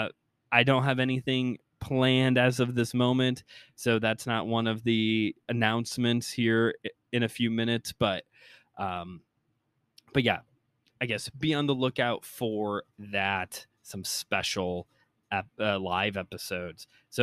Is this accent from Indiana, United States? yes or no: yes; Hammond, Indiana, United States; Hammond, you know, my hometown